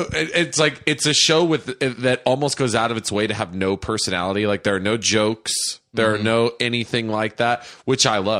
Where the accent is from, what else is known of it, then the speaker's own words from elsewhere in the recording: United States; as an American